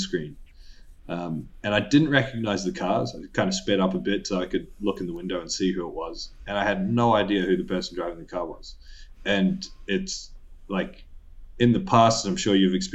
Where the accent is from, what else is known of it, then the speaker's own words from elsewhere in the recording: Woodridge, Queensland, Australia; moved away; I'm from Woodridge